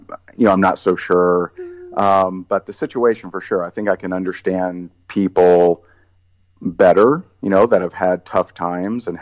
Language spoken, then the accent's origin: English; Indiana, United States; I grew up in Indiana